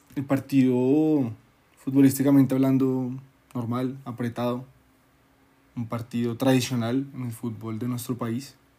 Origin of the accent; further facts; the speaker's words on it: Colombia; nuestra cultura colombiana